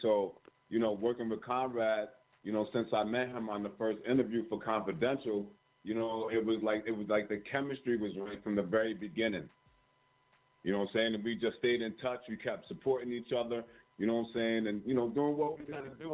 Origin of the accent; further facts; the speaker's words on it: Poughkeepsie, New York, United States; I'm from Poughkeepsie, New York